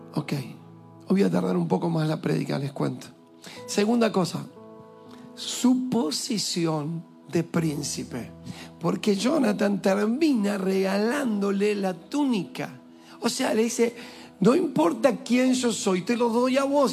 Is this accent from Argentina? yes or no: yes; Argentina; also born or lived in Villa Lugano, Buenos Aires; yo soy argentino y soy más argentino que ellos.